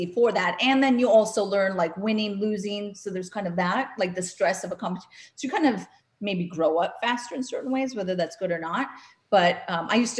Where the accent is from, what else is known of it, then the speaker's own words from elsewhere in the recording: North Dakota, United States; moved away; I'm from North Dakota, landlocked state